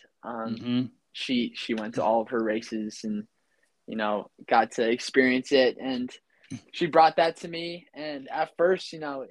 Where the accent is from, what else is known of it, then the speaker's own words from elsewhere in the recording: Ridgefield, Connecticut, United States; moved away as an adult; also born or lived in Ramsey, New Jersey; I'm originally from Ridgefield, Connecticut.